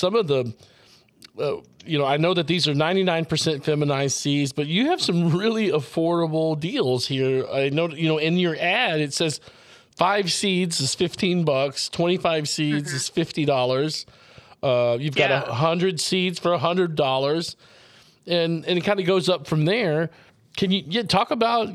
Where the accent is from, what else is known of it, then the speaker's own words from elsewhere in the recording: Texas, United States; also born or lived in Longmont, Colorado; I was born in Longmont, Colorado myself, raised in Texas.